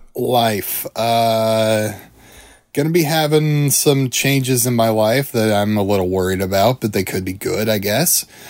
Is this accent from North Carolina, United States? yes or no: no; Iowa, United States; the famous Iowa boy. I'm from Iowa